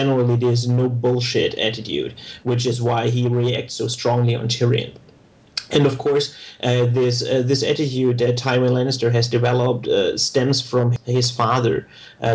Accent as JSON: {"language": "English", "country": "Germany", "accent": "German", "said": "I'm geographically from Germany, with which you can hear from my accent"}